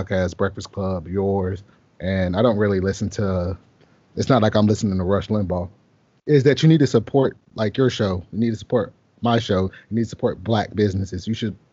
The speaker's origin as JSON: {"language": "English", "town": "Jacksonville", "region": "Florida", "country": "United States", "tie": "born or raised there", "also_born_or_lived": "San Antonio, Texas", "moved": "as an adult", "said": "I grew up in Jacksonville, Florida"}